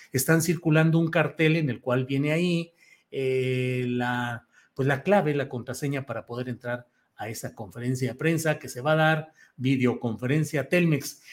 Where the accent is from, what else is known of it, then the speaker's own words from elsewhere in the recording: San Luis Potosí, Mexico; also born or lived in Torreón, Coahuila; aunque no nací ahí, nací en Torreón, Coahuila, pero desde los 10 años de edad, 9 años llegué, entré a tercero de primaria en San Luis Potosí